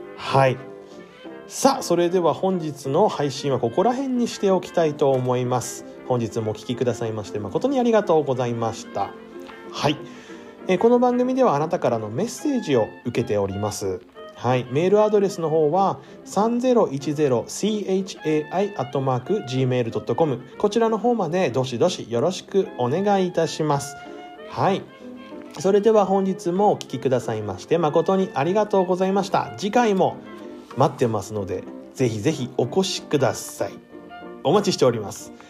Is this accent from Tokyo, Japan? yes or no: no; Miyagi, Japan; moved away; 俺の実家はもちろん宮城県にあったので